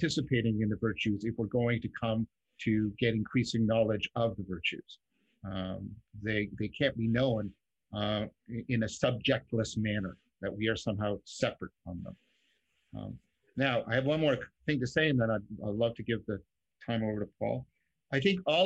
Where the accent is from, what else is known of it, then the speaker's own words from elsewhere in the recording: Canada; as a Canadian